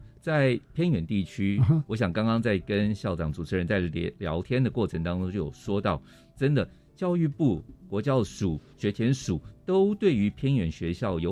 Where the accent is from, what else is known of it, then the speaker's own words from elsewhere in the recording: Hualien, Hualien County, Taiwan; 我刚刚讲我来自花莲，